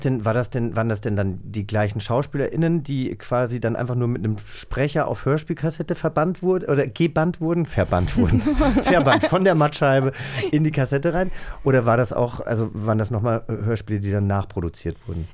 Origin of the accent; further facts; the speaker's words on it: Hesse, Germany; ich äh, komme ja aus einem kleinen Dorf auf, aus Hessen